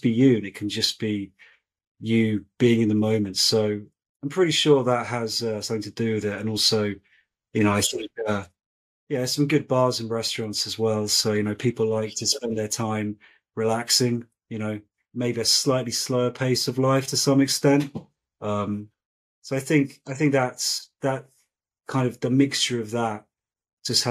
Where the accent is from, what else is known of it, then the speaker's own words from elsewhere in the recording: Brighton, South East England, United Kingdom; I grew up in a place called Brighton